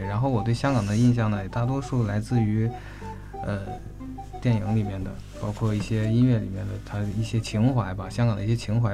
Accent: northern China, China; 我作为一个北方人

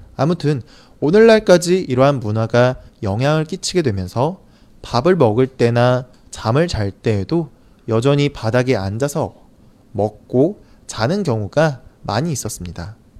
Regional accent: South Korea; 저는 사실 한국 사람이라 그런지

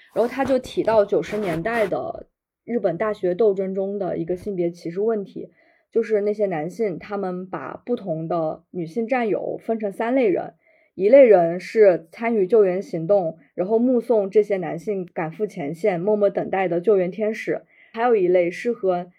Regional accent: Jiangxi, China; 我来自江西，出生于一九九四年

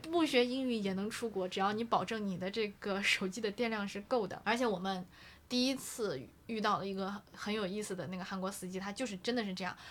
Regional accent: Xi'an, Shaanxi, China; moved away; 我说阿姨，我做西安人。

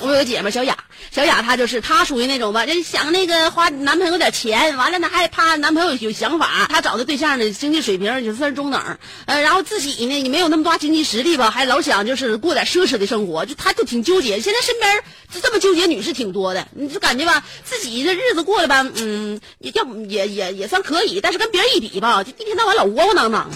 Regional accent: Northeast China, China; accent: Northeastern dialect; 我们东北语言

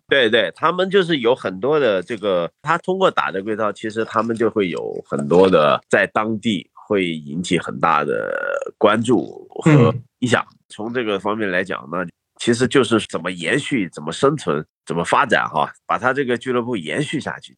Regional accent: Guangxi, China; 因为我是广西人嘛，就想在广西做一个，开一个这个省级比赛的头

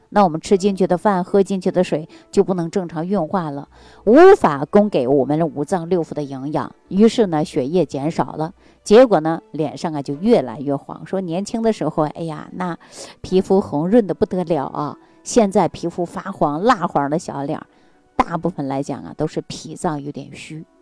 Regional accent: China; 这就是我们中国人重要的一个特征啊

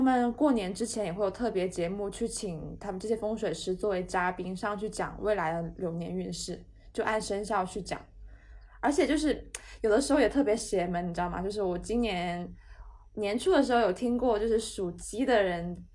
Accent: Guangzhou, Guangdong, China; 我是广东人

